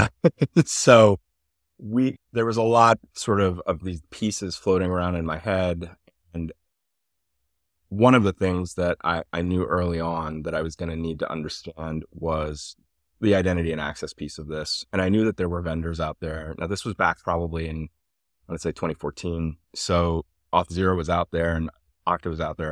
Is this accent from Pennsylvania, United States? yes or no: yes; Havertown, Pennsylvania, United States; also born or lived in Iran / Switzerland / Germany / Atlanta, Georgia; I grew up right outside of Philadelphia in Havertown